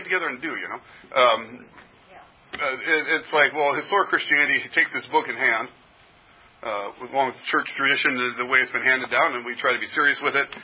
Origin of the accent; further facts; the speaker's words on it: Berkeley, California, United States; moved away; I was born in Berkeley